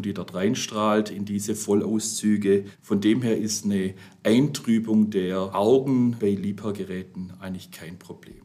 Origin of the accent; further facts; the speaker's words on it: the South, Southern Germany, Germany; wie man bei uns im Süden sagt